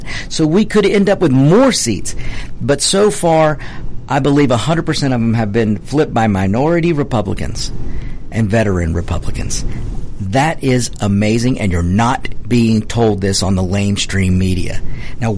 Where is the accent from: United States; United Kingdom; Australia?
United States; Georgia; my home state of Georgia